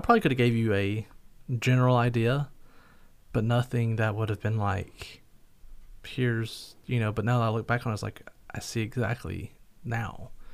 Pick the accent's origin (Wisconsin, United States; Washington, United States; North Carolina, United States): North Carolina, United States; now in Somerset, Kentucky, United States; I was from North Carolina